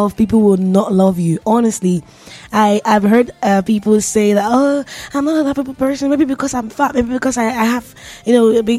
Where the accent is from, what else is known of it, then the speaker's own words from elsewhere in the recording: Nigeria; I'm a Nigerian